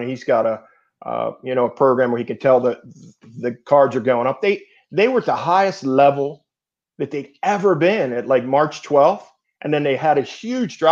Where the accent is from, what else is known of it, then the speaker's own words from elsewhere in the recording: outside of Philadelphia, Pennsylvania, United States; I grew up outside of Philadelphia